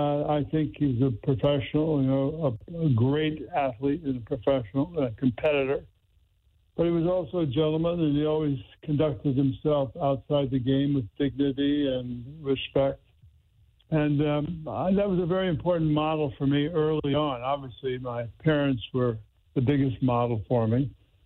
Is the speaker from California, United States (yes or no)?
no; Crystal City, Missouri, United States; moved away as an adult; as a kid growing up in Crystal City.